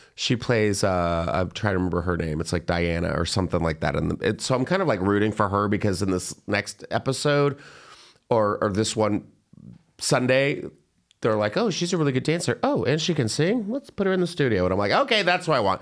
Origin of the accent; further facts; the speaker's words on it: Plano, Texas, United States; growing up in Texas with, like, all the Plano kids